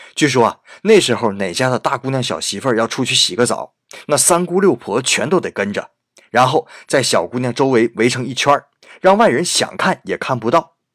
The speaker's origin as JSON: {"language": "Chinese", "country": "China", "said": "对我们中国人来说"}